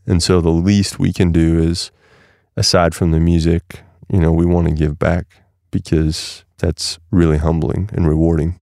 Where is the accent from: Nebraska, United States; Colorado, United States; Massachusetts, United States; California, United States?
Nebraska, United States; moved away; also born or lived in Portland; growing up in Nebraska